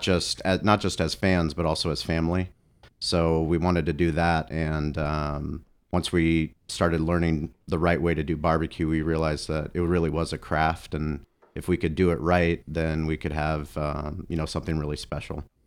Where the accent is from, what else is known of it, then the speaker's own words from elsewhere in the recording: San Diego, California, United States; also born or lived in Boulder, Colorado; growing up in San Diego my whole life, we, we have one season